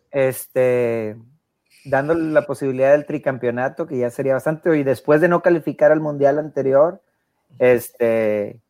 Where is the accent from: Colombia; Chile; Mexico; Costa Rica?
Mexico; pues yo soy mexicano